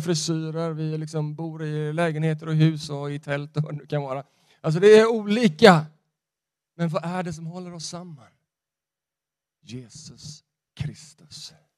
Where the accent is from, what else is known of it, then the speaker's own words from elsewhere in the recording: Sweden; jag är en svensk